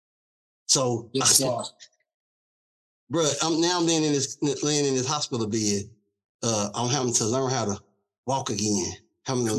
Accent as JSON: {"language": "English", "town": "Louisville", "region": "Kentucky", "country": "United States", "tie": "born or raised there", "said": "I grew up, of course, in Louisville, Kentucky"}